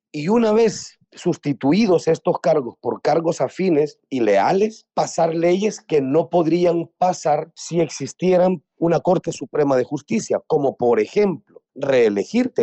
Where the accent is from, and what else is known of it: El Salvador